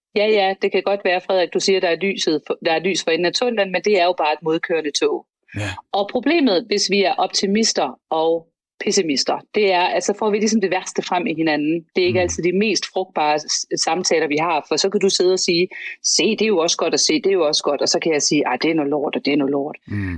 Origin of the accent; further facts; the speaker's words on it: Denmark; vi har jo som danskere